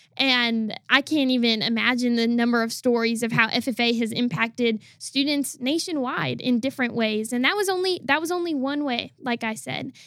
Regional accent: Wisconsin, United States; I'm originally from the state of Wisconsin.

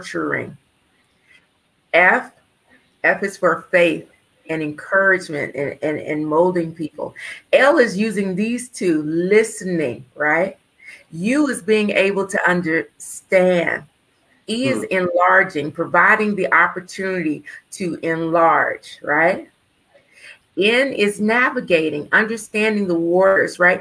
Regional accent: Winston-Salem, North Carolina, United States; I was born in Winston-Salem, North Carolina.

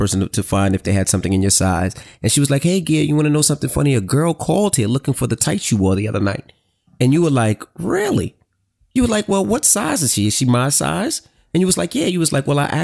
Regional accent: New York, United States; I'm from New York.

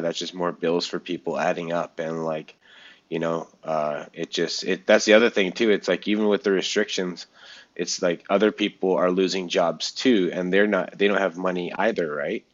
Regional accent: Canada; It's all here in Canada. And so, and a lot of them here in my hometown.

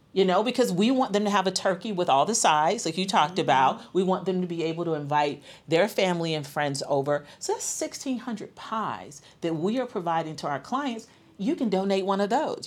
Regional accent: Atlanta, Georgia, United States; moved away; I'm from Atlanta

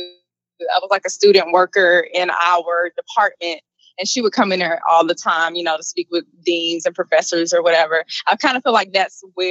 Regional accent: Atlanta, Georgia, United States; moved away as an adult; now in Baltimore, United States; My hometown is Atlanta, Georgia

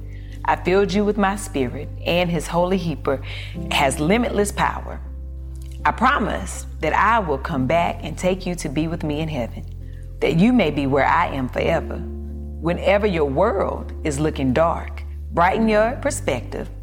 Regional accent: the South, United States; I'm from the South, so then I saw food completely different growing up

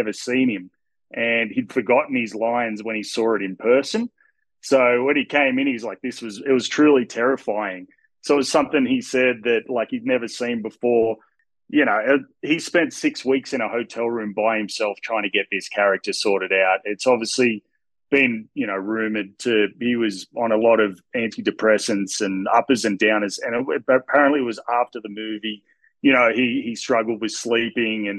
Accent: Australia; I'm Australian

